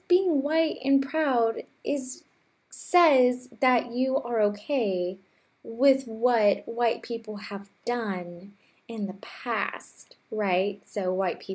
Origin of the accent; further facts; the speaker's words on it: Texas, United States; I am from Texas